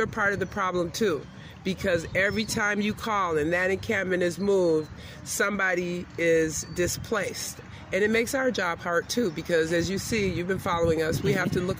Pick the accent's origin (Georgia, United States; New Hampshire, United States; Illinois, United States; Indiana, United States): Illinois, United States; Chicago; Well, we're both from Chicago